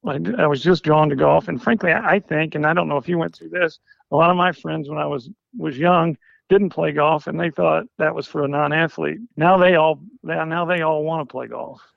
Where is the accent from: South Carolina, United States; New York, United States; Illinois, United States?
Illinois, United States; Harrisburg; I grew up in Southern Illinois, a small town Harrisburg, Illinois